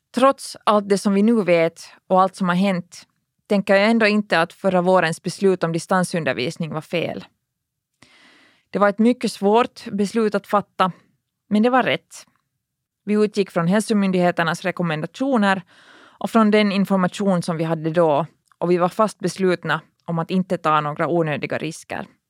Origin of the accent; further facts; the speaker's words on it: Finland; vi här hemma i Finland